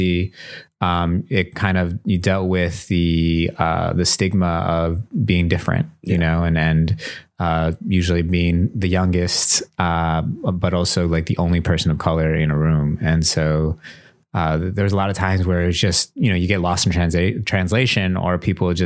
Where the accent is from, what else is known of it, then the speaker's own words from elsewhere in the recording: Milwaukee, Wisconsin, United States; Native Milwaukeean, part from the South Side. I live on the East Side right now, but born and raised on the South Side